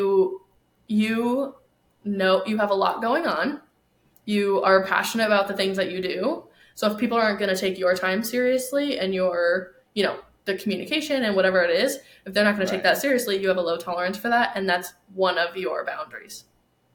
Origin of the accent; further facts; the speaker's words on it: New York, United States; now in Arizona, United States; I'm from New York also